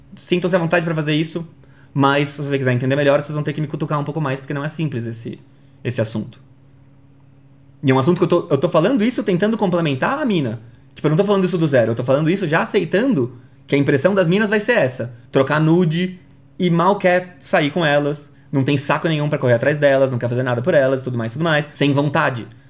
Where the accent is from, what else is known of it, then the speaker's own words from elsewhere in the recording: São Paulo, Brazil; Eu sou de São Paulo.